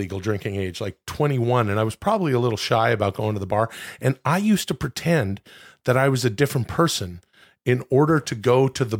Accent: British Columbia, Canada; When I was like growing up in Canada, my native home and native land, I didn't get drinking.

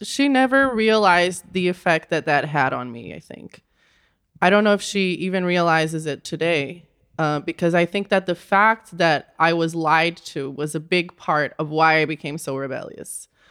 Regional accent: Rio de Janeiro, Brazil; moved away; I grew up in Rio de Janeiro, Brazil.

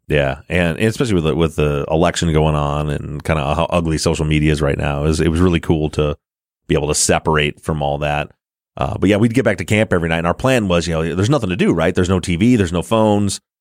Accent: Michigan, United States; we're from the Midwest in Michigan

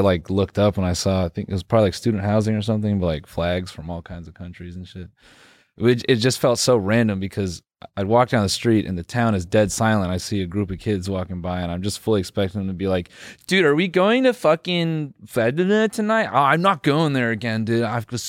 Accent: Benson, North Carolina, United States; I am from Raleigh. I'm just playing, man. I'm from Benson.

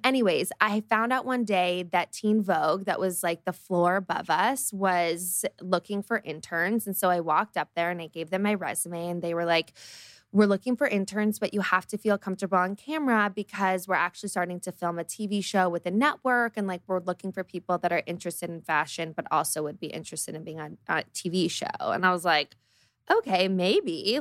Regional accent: Los Angeles, California, United States; also born or lived in Colorado; I grew up in Los Angeles

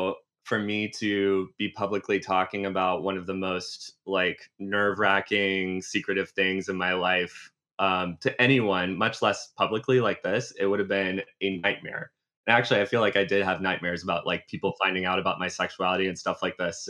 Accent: South Carolina, United States; moved away as an adult; now in New York, United States; I grew up in South Carolina, multi-generation South Carolinian

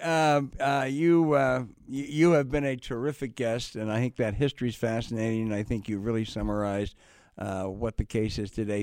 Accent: Virginia, United States; also born or lived in Orange, Virginia; I was born in Virginia

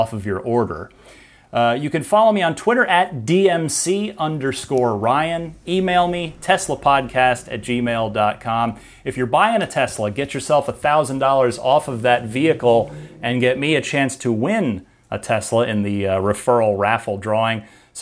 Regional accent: Phoenix, Arizona, United States; also born or lived in New Jersey; I'm originally from New Jersey, but we moved to Arizona and when I was in grade school. So I was in, you know, the Phoenix area

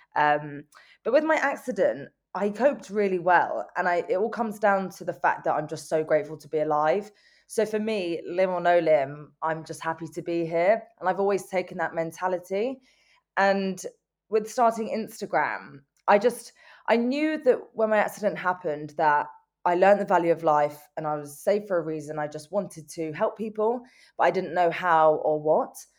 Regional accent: London, United Kingdom; I'm from North London and I'm twenty-six years old

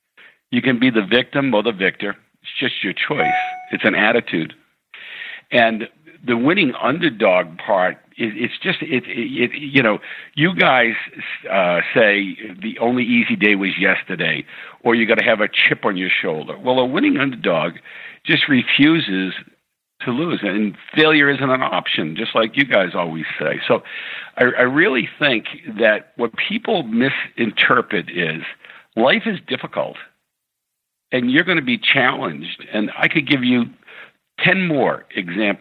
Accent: New England, United States; I was from New England and Irish Catholic

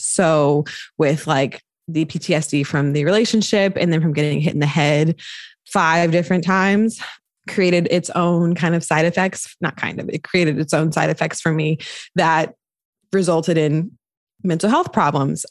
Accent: North Carolina, United States; moved away as an adult; now in Bay Area, United States; I'm from North Carolina

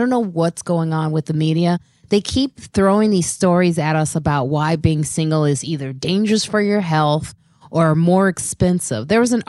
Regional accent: Chicago, Illinois, United States; Hailing from Chicago, my hometown, Chi-Town is in the house.

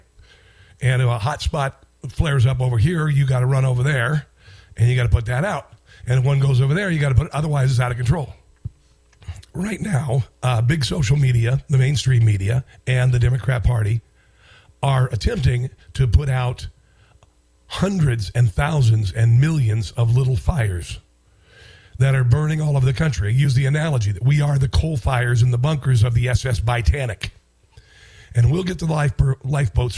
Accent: Iowa, United States; when I was a kid, I grew up in Iowa

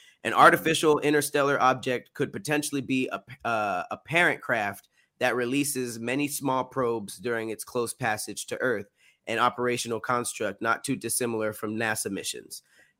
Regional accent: Canada; We're Canadian. What are you talking about?

